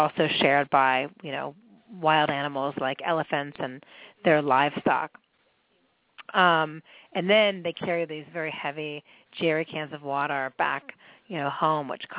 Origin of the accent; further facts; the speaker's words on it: Pittsburgh, Pennsylvania, United States; moved away; I grew up in Pittsburgh and in a, you know, a fairly conservative family, and in the 70s